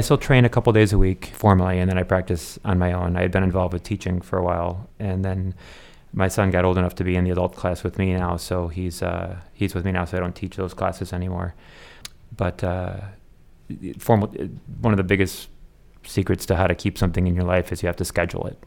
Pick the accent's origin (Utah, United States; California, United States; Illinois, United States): Illinois, United States; Chicago; I was born in Chicago area